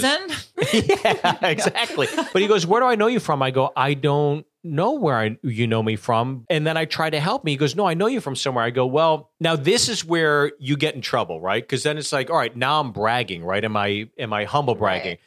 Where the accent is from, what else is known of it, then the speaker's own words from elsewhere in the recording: Pittsburgh, Pennsylvania, United States; also born or lived in Los Angeles, California; now in Nashville, United States; I'm from Pittsburgh